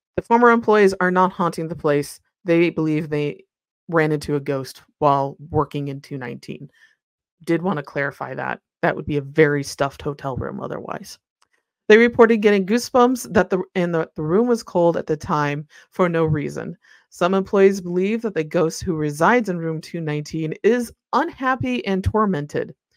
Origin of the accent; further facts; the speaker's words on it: Midwest, United States; I'm from the Midwest where everything is flat